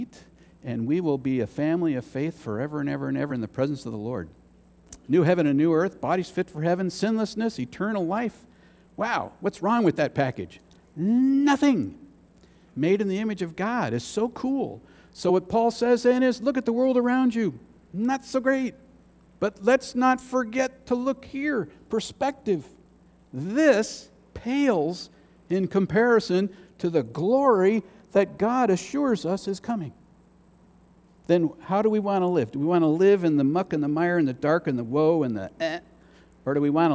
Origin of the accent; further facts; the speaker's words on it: United States; as an American